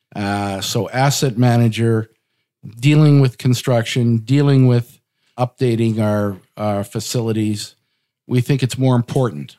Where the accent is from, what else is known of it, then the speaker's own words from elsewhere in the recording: Portage la Prairie, Manitoba, Canada; now in Winnipeg, Canada; I got into real estate growing up in Portage La Prairie, which is about an hour west of Winnipeg.